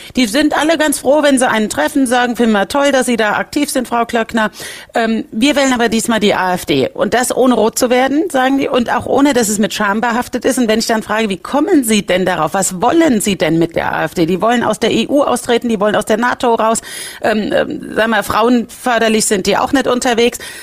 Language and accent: German; Rhineland-Palatinate, Germany